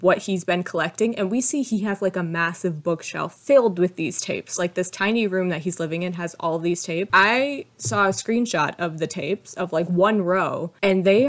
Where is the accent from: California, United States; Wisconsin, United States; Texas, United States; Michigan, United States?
Michigan, United States; Detroit; I was born in Detroit.